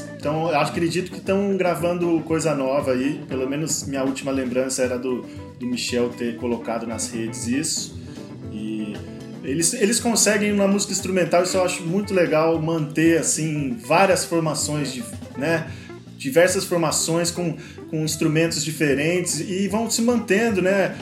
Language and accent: Portuguese; Ourinhos, São Paulo, Brazil; o interior paulista aí, minha, minhas terrinhas ali, minha, tanto Ourinhos quanto as cidades em volta ali